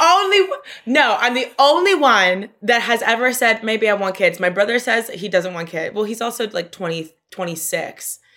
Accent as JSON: {"language": "English", "town": "Miami", "region": "Florida", "country": "United States", "tie": "born or raised there", "also_born_or_lived": "New York", "moved": "as an adult", "lives_now": "Brooklyn, United States", "said": "my hometown, I love, I love being from Miami, but it is a weird place to grow up"}